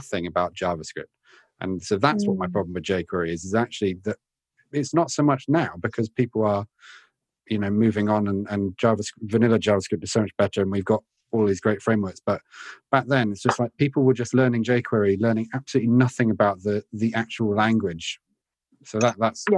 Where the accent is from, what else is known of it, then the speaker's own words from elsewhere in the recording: Oxford, South East England, United Kingdom; moved away; Uri mentioned Oxford earlier on. That's my hometown